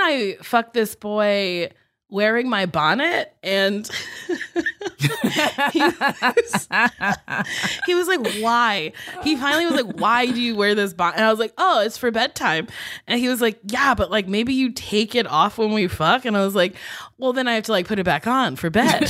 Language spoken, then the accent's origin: English; East Coast, United States; I grew up on the East Coast